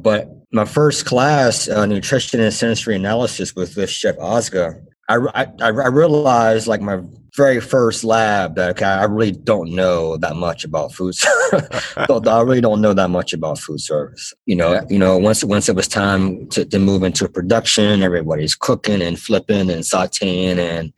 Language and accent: English; Pittsburgh, Pennsylvania, United States; and you know I'm from Pittsburgh, and at the time I had a really good job actually in radio.